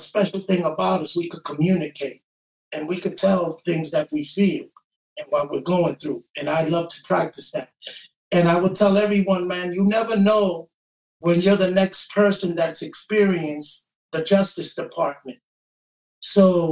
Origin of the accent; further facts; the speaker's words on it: New York City, New York, United States; I have four sisters and I grew up in East New York.